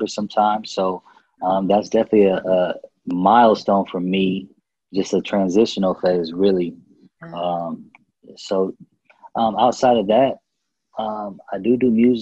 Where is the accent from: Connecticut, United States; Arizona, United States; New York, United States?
Arizona, United States; Phoenix; moved away as an adult; now in Dallas, United States; I'm originally from Phoenix. So I've moved to Dallas just a year ago.